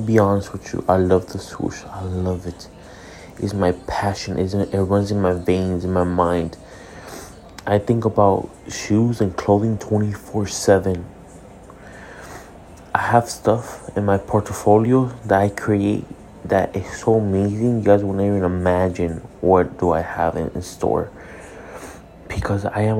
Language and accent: English; Hialeah, Florida, United States; I'm a kid from Hialeah